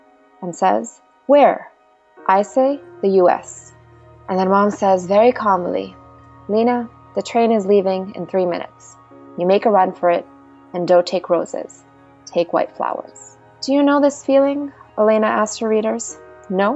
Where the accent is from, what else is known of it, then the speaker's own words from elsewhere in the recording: Pakistan; as a Pakistani